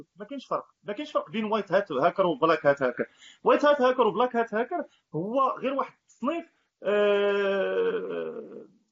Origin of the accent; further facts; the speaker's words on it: Marrakesh, Marrakesh-Safi, Morocco; انا كواحد يعني ابن مدينه مراكش ماشي انا ساكن في مراكش يعني ساكن في النواحي ديال مراكش